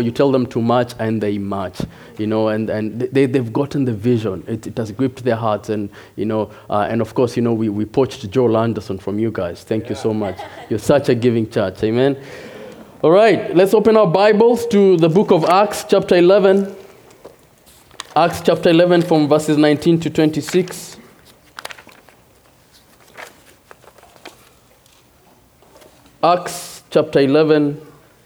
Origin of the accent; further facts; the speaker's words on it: Nairobi, Kenya; moved away as an adult; also born or lived in Chicago, United States; now in Rochester, United States; I am originally from Nairobi, Kenya. Came to the U.S. 6 years ago.